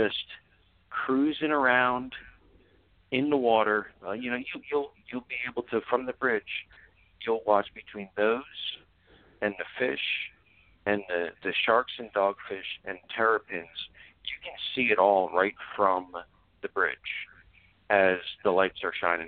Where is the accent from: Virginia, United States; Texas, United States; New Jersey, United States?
New Jersey, United States; Middlesex County; moved away; I grew up in Middlesex County